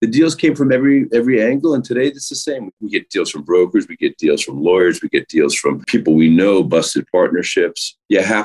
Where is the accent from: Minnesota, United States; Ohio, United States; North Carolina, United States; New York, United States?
New York, United States; New York City; I grew up in New York City on the Upper West Side